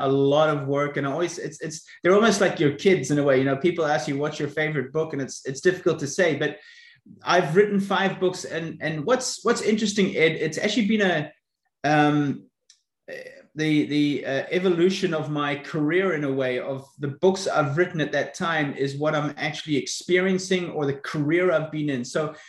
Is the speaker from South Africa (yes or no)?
yes; South Africa; now in Florida, United States; I was brought up in South Africa, so that's maybe where you can locate my accent